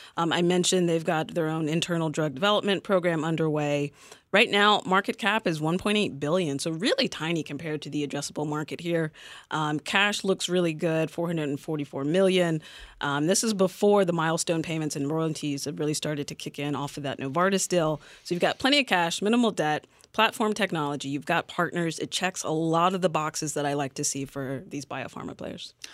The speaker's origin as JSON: {"language": "English", "region": "North Carolina", "country": "United States", "said": "I'm from North Carolina"}